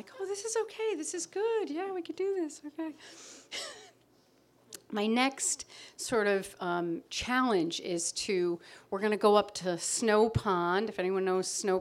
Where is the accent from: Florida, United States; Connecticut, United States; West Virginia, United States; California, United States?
Connecticut, United States; moved away as an adult; now in Provincetown, United States; I grew up in Connecticut on Long Island Sound.